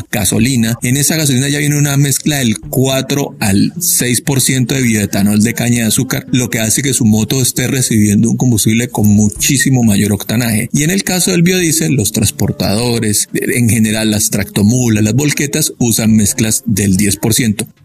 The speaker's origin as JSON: {"language": "Spanish", "town": "Bucaramanga", "region": "Santander", "country": "Colombia", "said": "Yo soy de Bucaramanga"}